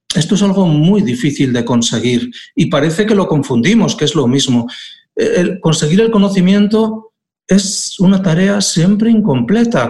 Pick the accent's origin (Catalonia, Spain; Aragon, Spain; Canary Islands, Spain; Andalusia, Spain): Aragon, Spain; now in Asturias, Spain; en Aragón, de donde soy